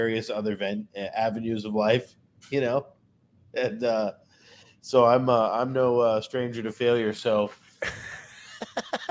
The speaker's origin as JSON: {"language": "English", "region": "Northwest Indiana", "country": "United States", "tie": "born or raised there", "also_born_or_lived": "Chicago, Illinois", "moved": "as an adult", "lives_now": "Delray Beach, United States", "said": "I'm originally from, I was born in Chicago. I grew up in Northwest Indiana. And then I've been down in Florida for the last 7+ years"}